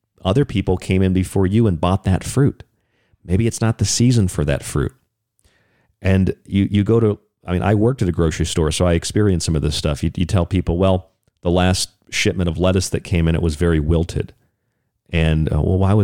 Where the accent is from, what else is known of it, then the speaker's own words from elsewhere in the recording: United States; As Americans